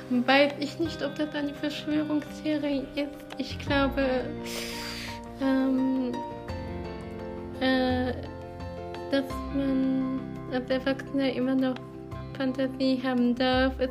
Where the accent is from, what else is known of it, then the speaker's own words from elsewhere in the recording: Baden-Württemberg, Germany; accent: Badisch; ich habe einen badischen Dialekt.